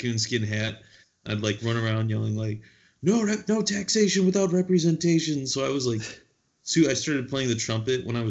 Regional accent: United States; moved away; also born or lived in Thailand; I'm an American nationalist

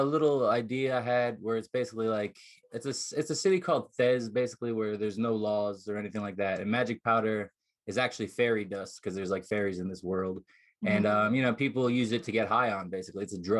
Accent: New Jersey, United States; now in Las Vegas, United States; I've been out here most of my life, but originally I'm from New Jersey.

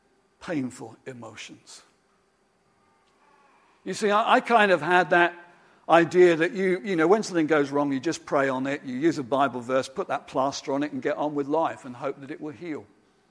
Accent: United Kingdom; I'm particularly a British man

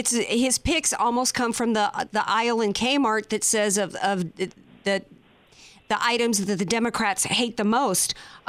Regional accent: Louisiana, United States; I come from Louisiana

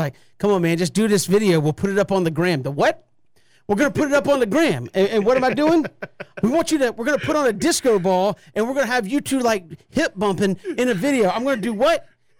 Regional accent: Boston, Massachusetts, United States; I'm from Boston. We don't have strong accents.

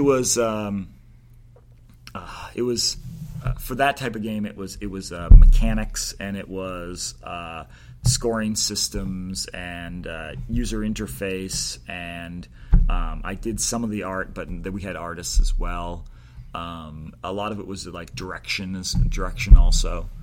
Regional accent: Maine, United States; growing up in Maine, we didn't have that culture

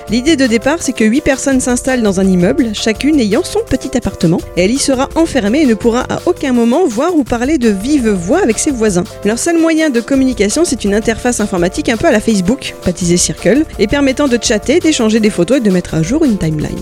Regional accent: France; en tant que Française

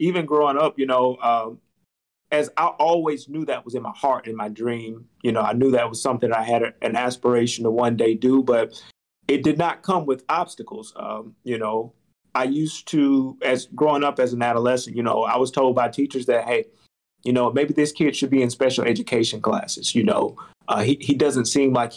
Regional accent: Albany, Georgia, United States; moved away as an adult; now in Tampa, United States; growing up in Albany, Georgia

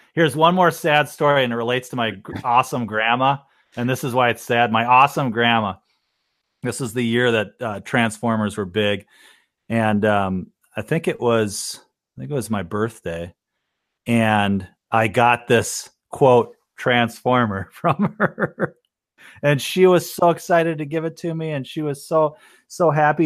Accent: Minnesota, United States; I'm from Minnesota

